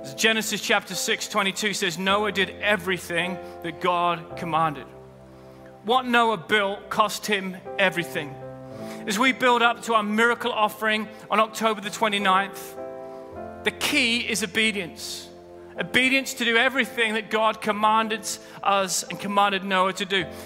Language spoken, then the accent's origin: English; United Kingdom; I'm British